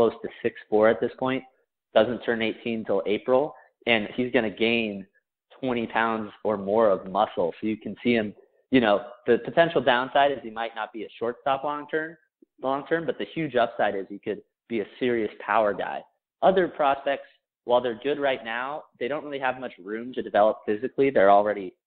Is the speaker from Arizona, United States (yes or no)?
yes; Phoenix, Arizona, United States; back in my hometown of Phoenix, Arizona